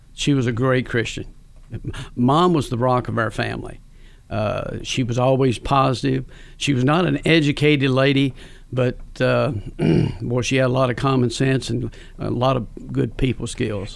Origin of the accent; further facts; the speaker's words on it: Campbellsville, Kentucky, United States; I grew up in Campbellsville. I was born and raised in Campbellsville.